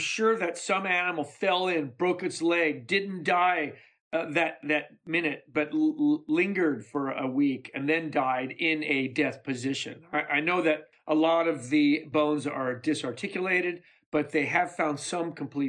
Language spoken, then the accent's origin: English; Chicago, Illinois, United States; I spent my high school years in Chicago